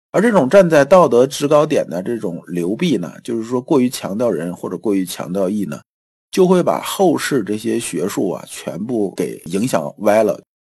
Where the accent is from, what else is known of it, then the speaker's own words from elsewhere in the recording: China; 我们中国人的文化